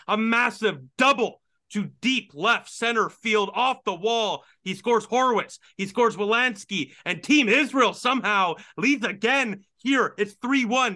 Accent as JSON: {"language": "English", "town": "Ottawa", "region": "Ontario", "country": "Canada", "tie": "born or raised there", "said": "where my hometown team plays"}